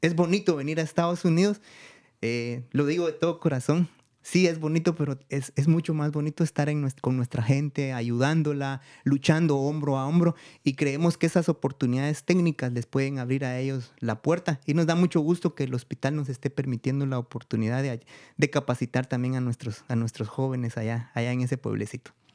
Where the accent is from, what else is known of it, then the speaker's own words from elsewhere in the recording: Guatemala; also born or lived in Guatemala City / United States; mi pueblo